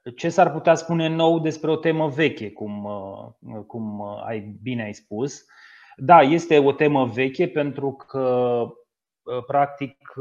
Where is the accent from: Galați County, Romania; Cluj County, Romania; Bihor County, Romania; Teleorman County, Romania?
Teleorman County, Romania; din județul de unde sunt eu de origine, din județul Telor